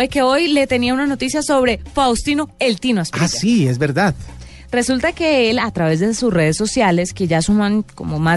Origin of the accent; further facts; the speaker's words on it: Valle del Cauca, Colombia; Pues yo que soy del Valle